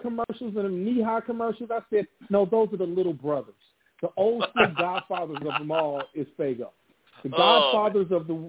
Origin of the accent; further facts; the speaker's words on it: Chicago, Illinois, United States; also born or lived in Kentucky; somebody said … where are you from? I said, I'm from Chicago. They was like, no, you're not. You don't have a Chicago accent.